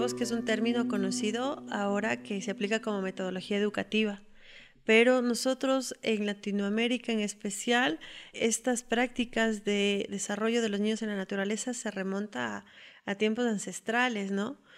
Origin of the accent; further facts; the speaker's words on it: Quito, Pichincha, Ecuador; Soy de Quito